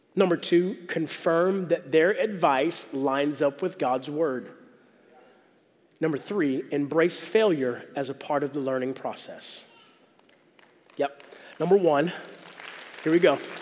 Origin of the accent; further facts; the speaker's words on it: the South, United States; I'm from the South.